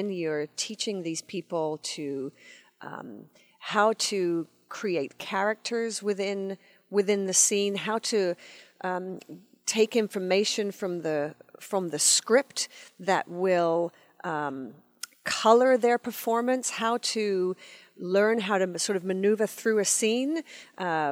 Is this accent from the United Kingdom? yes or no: yes; England, United Kingdom; moved away; when I was growing up in England